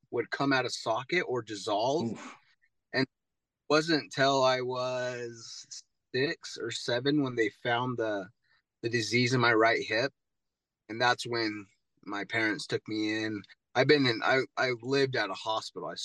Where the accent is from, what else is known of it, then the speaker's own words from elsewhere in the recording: Ogden, Utah, United States; moved away; also born or lived in Texas; I was born and raised in Ogden, Utah.